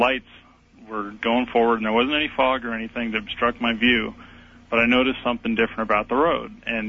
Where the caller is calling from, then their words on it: Idaho, United States; Hi, Art. I'm calling from Idaho.